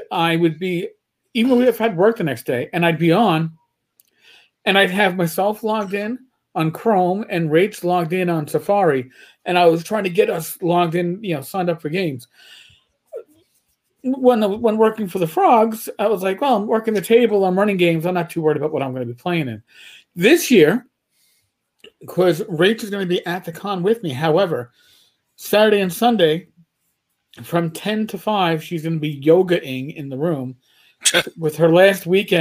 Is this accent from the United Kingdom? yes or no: no; New York, United States; I'm a New Yorker